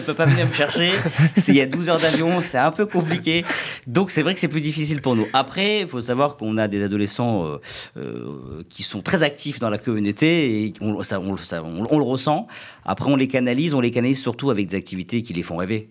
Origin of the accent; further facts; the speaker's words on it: France; moved away as an adult; also born or lived in United States; quand j'ai quitté la France en 2001 pour faire mes études aux États-Unis